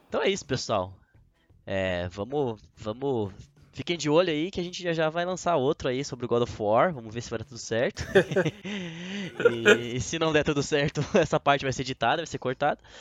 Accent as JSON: {"language": "Portuguese", "country": "Brazil", "said": "como brasileiro"}